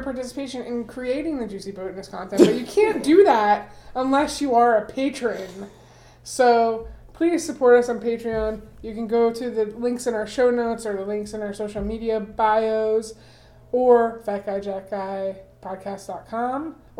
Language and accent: English; Fort Lauderdale, Florida, United States; I grew up in South Florida, in Broward County, in Fort Lauderdale specifically.